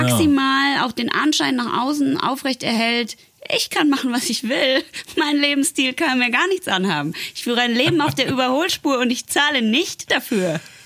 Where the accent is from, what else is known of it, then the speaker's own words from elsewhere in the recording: Netherlands; German is a second language; ich komme ja aus Holland